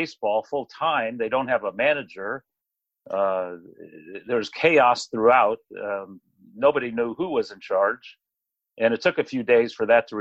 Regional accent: Marin County, California, United States; my hometown in Marin County

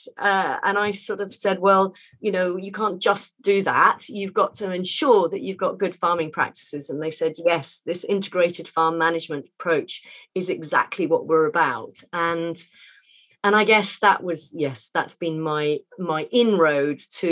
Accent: Hampshire, South East England, United Kingdom; where we lived and where I was brought up down in Hampshire

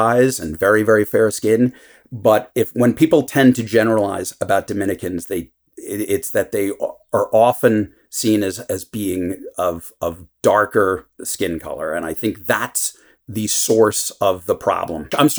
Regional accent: New York City, New York, United States; So when I was growing up in New York, everyone is sort of defined by their identity

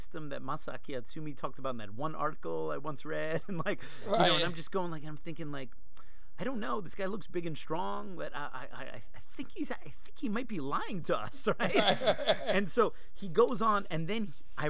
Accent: New Jersey, United States; moved away; also born or lived in Seattle, Washington; growing up in Jersey

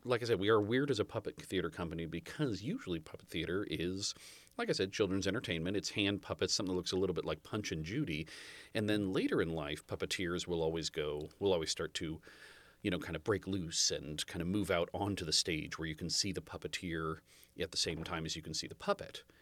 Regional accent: Half Moon Bay, California, United States; I was born in Half Moon Bay.

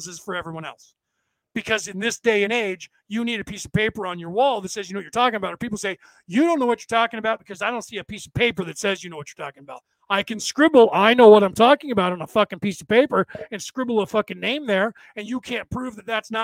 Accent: United States; This body was born in the place that is called the United States of America

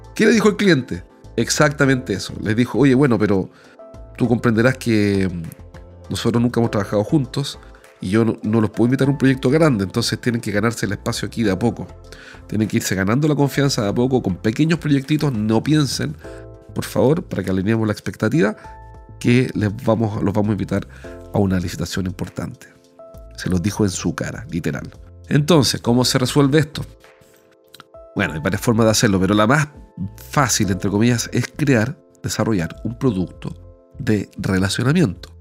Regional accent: Chile; como soy chileno hablo rapidísimo

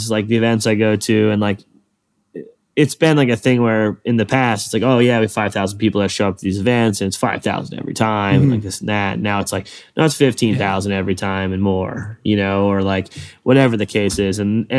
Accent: East Coast, United States; I like to be out in the West Coast and I'm from the East Coast.

